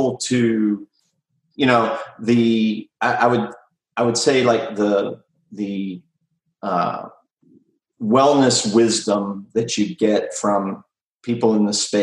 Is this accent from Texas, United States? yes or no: yes; Austin, Texas, United States; I'm from Austin